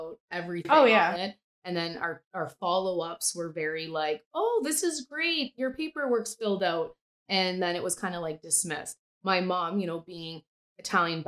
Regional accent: Sault Ste. Marie, Ontario, Canada; So we're from Sault Ste. Marie, population 75,000

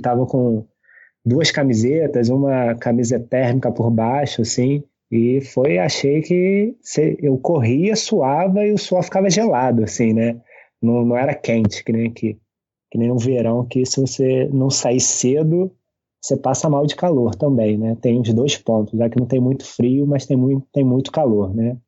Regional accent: Saquarema, Rio de Janeiro, Brazil; moved away as an adult; now in Niterói, Brazil; eu sou da cidade de Saquarema, né? É no, no interior do estado do Rio, é cidade de praia, né? eu sempre fui na praia, diz minha mãe que eu quase nasci na praia

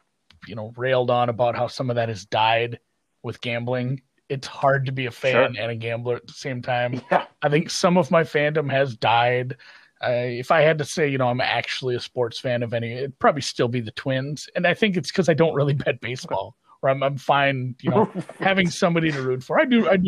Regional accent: Minnesota, United States; Oh, definitely all Minnesota allegiance. You know, my father loved his Vikings.

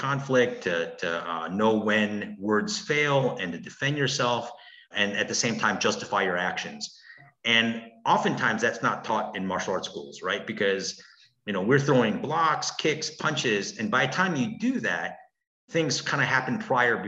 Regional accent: Milwaukee, Wisconsin, United States; also born or lived in Brookfield, Wisconsin / Korea; Our family immigrated from Korea, and we came to Milwaukee in the 70s. And I grew up on 36th and North. Eventually, we grew up on the south side of Milwaukee, off of 13th and Layton. And then later on in my young teen years, we grew up in Brookfield.

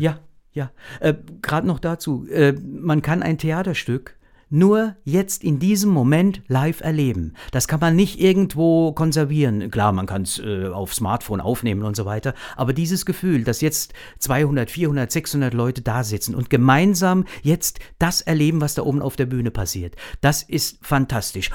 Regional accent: our district near Klingenburg, Lower Franconia, Bavaria, Germany; ich selbst ja auch aus einer Heimschneiderfamilie komme

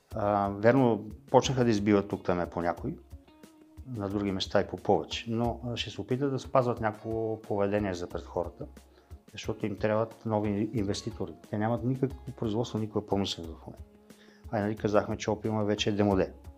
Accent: Bulgaria; ние като българи, е, в смисъл аз като български мъж

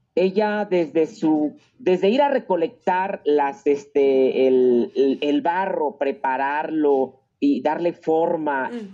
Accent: Mexico; así somos los mexicanos, muy, muy, este, muy regateadores

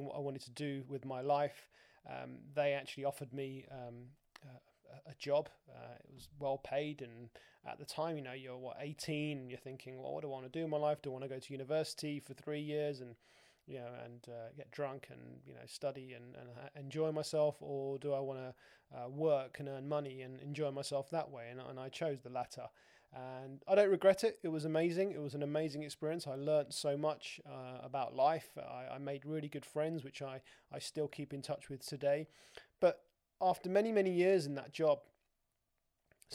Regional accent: London, United Kingdom; moved away as an adult; also born or lived in Dubai; I'd born and bred in London

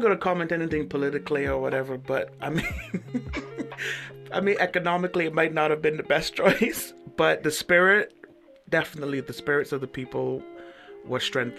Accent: Cayman Islands; I'm from the Cayman Islands, but I've only been to Jamaica.

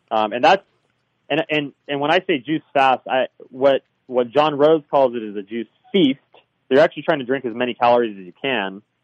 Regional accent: Southern California, United States; also born or lived in Hawaii; I'm from Southern California

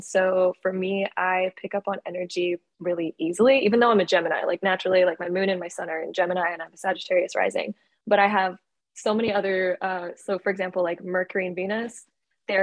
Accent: Canada; I am originally from Canada. I was born and raised in Canada

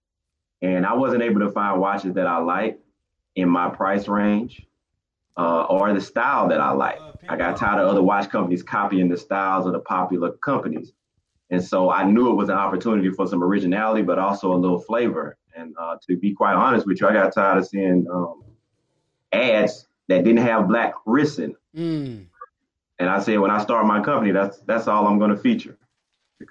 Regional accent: Georgia, United States; now in Portsmouth, Virginia, United States; I'm originally from Georgia

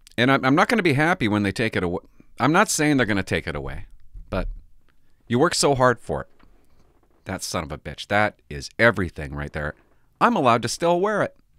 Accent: Port Alberni, British Columbia, Canada; I grew up in Port Alberni. I grew up here

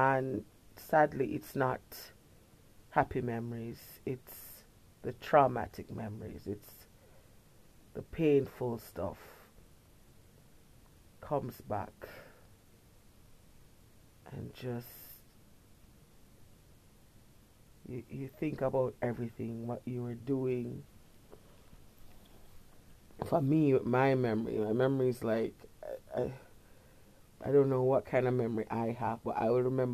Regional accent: Kingston, Jamaica; When I was a little girl, I grew up in Kingston

